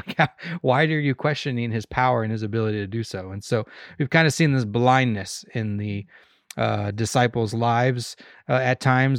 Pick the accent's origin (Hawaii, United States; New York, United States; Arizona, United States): Arizona, United States; now in Kansas, United States; I am from Arizona